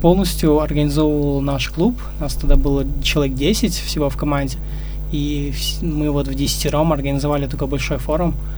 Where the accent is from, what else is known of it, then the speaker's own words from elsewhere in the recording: Ust-Tobe, Karaganda Region, Kazakhstan; я сам родом из Караганды, э, жил и вырос в посёлке Усть-Тобе